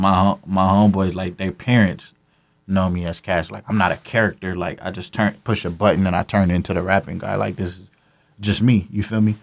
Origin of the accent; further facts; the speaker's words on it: Carson, California, United States; I'm from Carson, California, Camber Ave, to be specific.